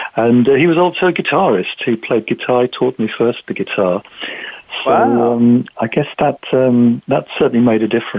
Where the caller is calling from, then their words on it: South East England, United Kingdom; We're in a chilly, dark evening just outside London in the UK.